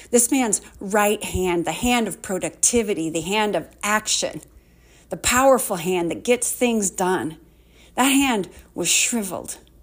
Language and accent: English; Waterloo, Iowa, United States; I grew up in Waterloo